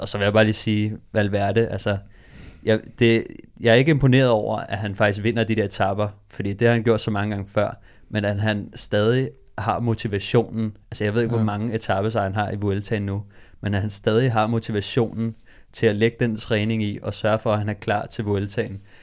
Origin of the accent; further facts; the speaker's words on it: Copenhagen, Capital Region of Denmark, Denmark; jeg er fra Amager